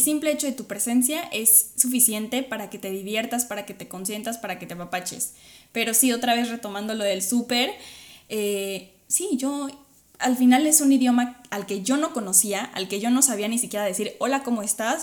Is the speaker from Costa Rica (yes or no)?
no; Mexico; moved away; los mexicanos puedo hablar desde los mexicanos